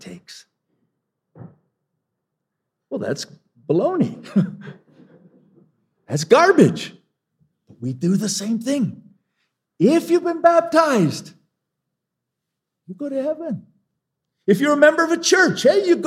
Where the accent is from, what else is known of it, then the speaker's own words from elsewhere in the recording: Longmont, Colorado, United States; I was in my hometown of Longmont some years ago